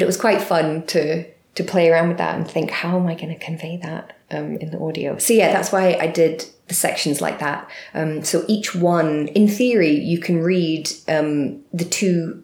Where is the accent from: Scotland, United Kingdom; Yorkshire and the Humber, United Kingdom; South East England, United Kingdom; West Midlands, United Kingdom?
Scotland, United Kingdom; Glasgow; I'm very Glaswegian, speaking very quickly.